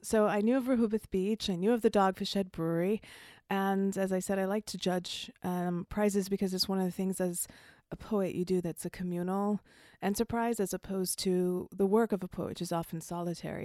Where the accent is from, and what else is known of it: Jamaica; accent: faint accent, hard to place